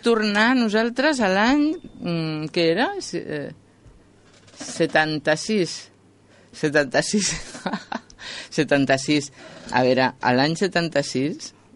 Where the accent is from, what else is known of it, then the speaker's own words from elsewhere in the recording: Madrid, Community of Madrid, Spain; now in Catalonia, Spain; jo sóc madrilenya